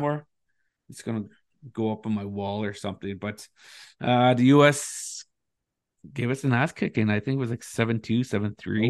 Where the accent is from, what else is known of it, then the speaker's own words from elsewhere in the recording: Thunder Bay, Ontario, Canada; moved away; I grew up in Thunder Bay